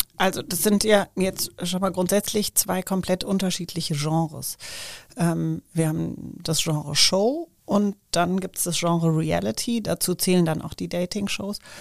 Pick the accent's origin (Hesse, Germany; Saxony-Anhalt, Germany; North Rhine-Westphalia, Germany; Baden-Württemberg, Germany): Hesse, Germany; Frankfurt; ich komme gebürtig aus Frankfurt